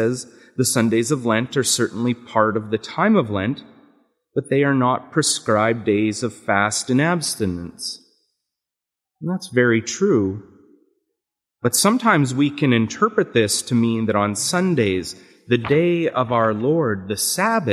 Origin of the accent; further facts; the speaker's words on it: Canada; accent: Canadian; moved away; my Canadian accent and how sometimes it's mistaken for either one from Wisconsin or from Minnesota